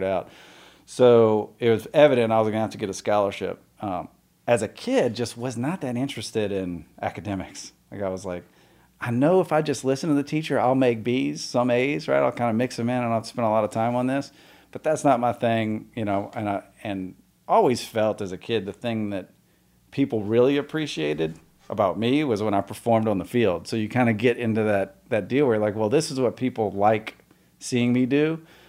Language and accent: English; New Orleans, Louisiana, United States; born there; So, I was born in New Orleans, moved around a bunch.